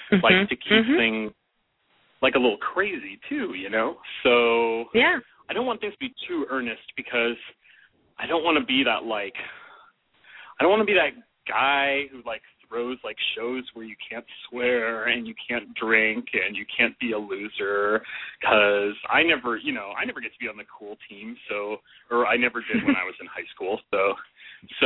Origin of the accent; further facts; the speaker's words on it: Cleveland, Ohio, United States; also born or lived in Erie, Pennsylvania; now in Los Angeles, United States; I'm originally from Cleveland, Ohio